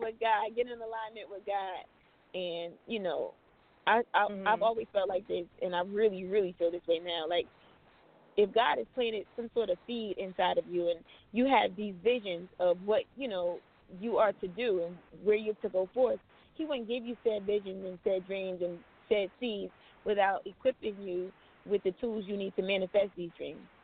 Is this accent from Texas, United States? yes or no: no; New Jersey, United States; moved away as an adult; now in Los Angeles, United States; I'm from New Jersey, and I decided to head out